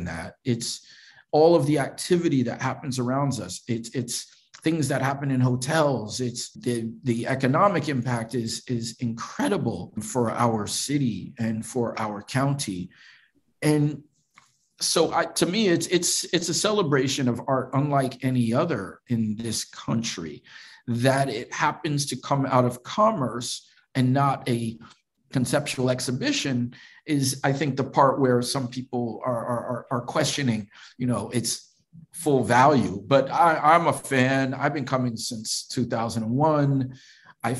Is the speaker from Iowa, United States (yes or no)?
no; New York City, New York, United States; by the time I was born and growing up in New York in the 70s